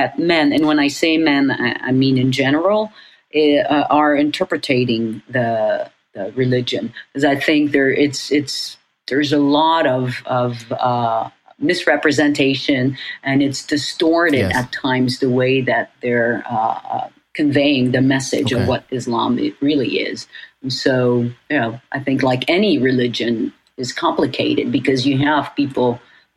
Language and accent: English; Paris, Île-de-France, France; also born or lived in Beirut, Lebanon / New York, United States; now in Los Angeles, United States; I grew up in Paris